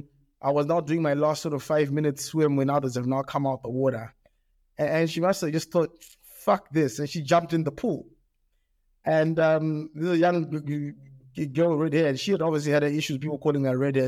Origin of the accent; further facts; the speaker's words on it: Australia; also born or lived in England; now in Zimbabwe; My primary school years where I grew up in Australia, and this is in the 80s, in Australia